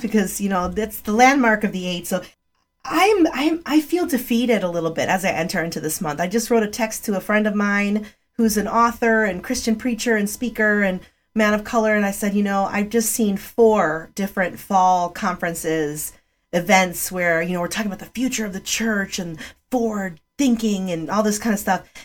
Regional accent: Chicago, Illinois, United States; English is a second language; also born or lived in Rogers Park, Chicago; I was living in the northwest north side of Chicago in a community

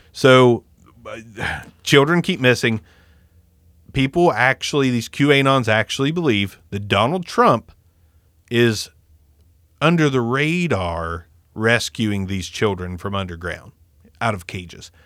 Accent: United States; we, as Americans, we, we are raised in this bubble

